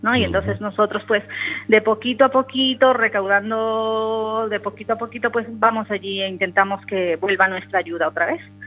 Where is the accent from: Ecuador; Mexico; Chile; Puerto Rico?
Ecuador; now in Spain; la mayoría somos ecuatorianos